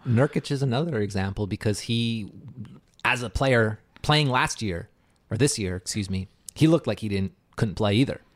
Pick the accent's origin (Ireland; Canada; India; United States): Canada; I'm Canadian